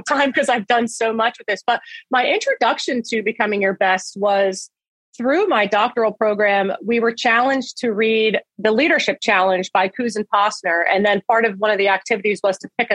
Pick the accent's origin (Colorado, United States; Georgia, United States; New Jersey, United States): New Jersey, United States; Phillipsburg; also born or lived in Bethlehem, Pennsylvania; I went back to my hometown. I went back to Phillipsburg High School